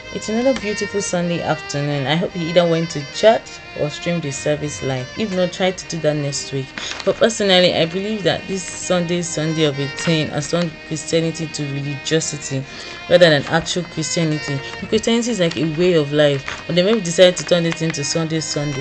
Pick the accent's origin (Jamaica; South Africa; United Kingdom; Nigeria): Nigeria; Osogbo, Osun; I'm a Yoruba girl. I'm from Oshun State, Oshogbo precisely.